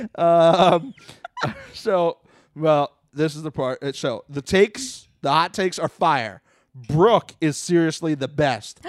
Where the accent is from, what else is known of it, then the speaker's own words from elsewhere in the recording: Florida, United States; now in Los Angeles, United States; I'm from Florida.